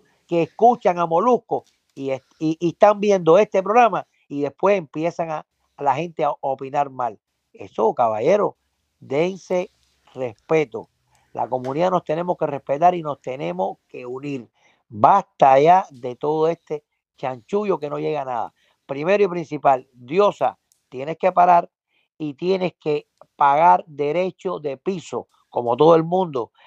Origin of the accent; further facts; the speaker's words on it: Cuba; moved away; como cubanos al fin tenemos la responsabilidad